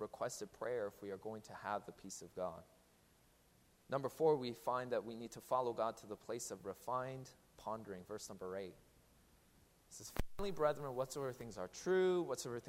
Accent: Seattle, Washington, United States; now in New Jersey, United States; I'm from Seattle

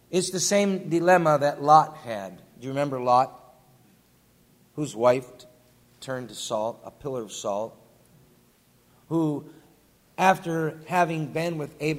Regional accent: western New York, United States; moved away as an adult; deer hunting together in western New York where I grew up.

